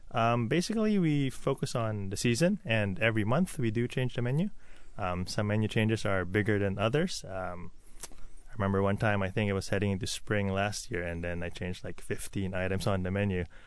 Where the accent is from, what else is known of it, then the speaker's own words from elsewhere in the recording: Philippines; also born or lived in New York / Toronto; now in Seattle, United States; I grew up in the Philippines